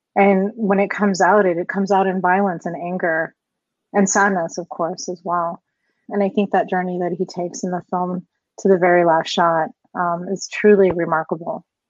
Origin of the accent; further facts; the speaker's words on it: Colorado, United States; I was born and raised here in Colorado